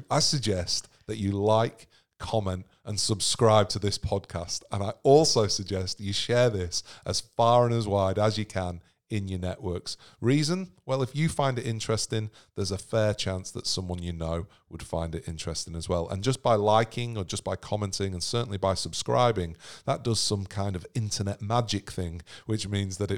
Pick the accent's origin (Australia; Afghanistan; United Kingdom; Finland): Australia; Sydney, New South Wales; we're from Sydney.